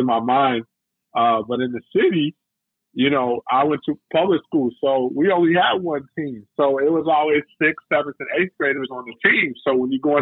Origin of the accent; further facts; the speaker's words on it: Chicago, Illinois, United States; I grew up in Chicago. I'm born and raised.